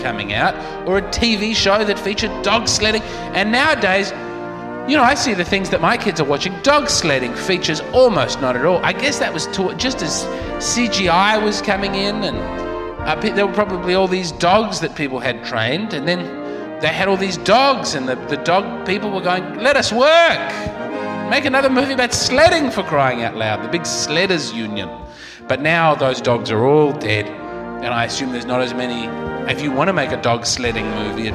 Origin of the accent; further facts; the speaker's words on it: Adelaide, South Australia, Australia; I'm a comedian from Adelaide, Australia